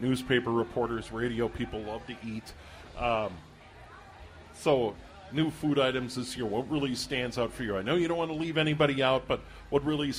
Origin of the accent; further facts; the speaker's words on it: St. Paul, Minnesota, United States; I was born in St. Paul a lot longer than I want to admit. And for the first 9 years of my life, lived on Maryland Avenue just on the other side of Como Park.